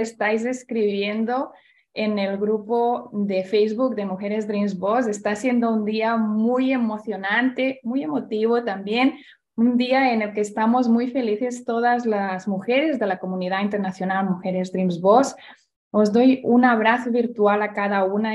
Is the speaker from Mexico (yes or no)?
no; Barcelona, Catalonia, Spain; moved away; vamos a mi tierra, donde yo nací